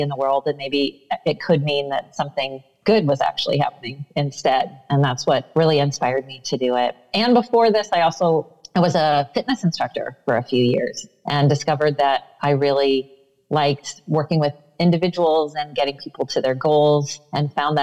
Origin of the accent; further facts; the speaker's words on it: Iowa, United States; I grew up in the Midwest in Iowa